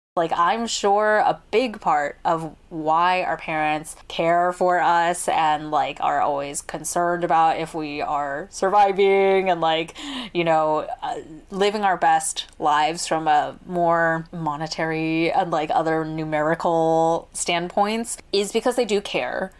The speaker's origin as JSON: {"language": "English", "country": "United States", "tie": "born or raised there", "said": "growing up as American-born kids"}